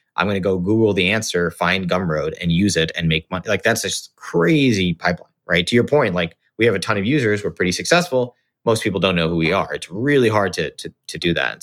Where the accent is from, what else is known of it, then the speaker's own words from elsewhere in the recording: Singapore; moved away as an adult; also born or lived in Los Angeles, United States; I grew up in Singapore. um, to sort of Indian parents